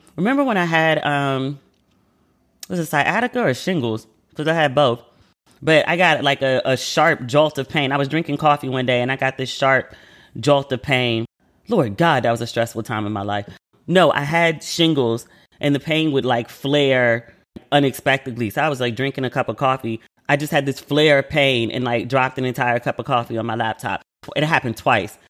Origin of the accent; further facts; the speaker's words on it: United States; moved away as an adult; I'm American